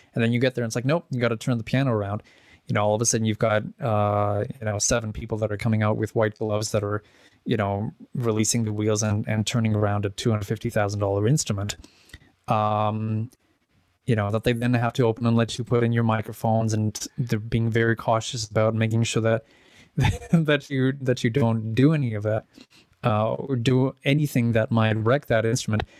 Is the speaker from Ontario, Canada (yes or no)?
no; Edmonton, Alberta, Canada; also born or lived in Czech Republic; grew up in Edmonton.